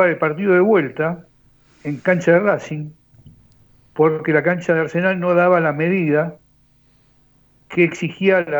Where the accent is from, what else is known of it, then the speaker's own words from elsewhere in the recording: near the Viaducto, Buenos Aires Province, Argentina; yo nací a cuatro cuadras de viaducto.